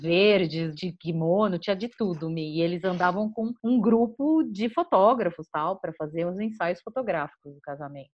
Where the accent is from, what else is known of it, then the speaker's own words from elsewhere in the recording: São Paulo, Brazil; Em São Paulo, a gente é de São Paulo